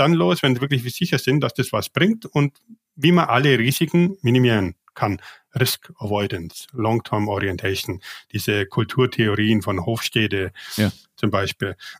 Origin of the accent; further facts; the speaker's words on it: Bavaria, Germany; moved away as an adult; also born or lived in Asia; ich bin ja Bayer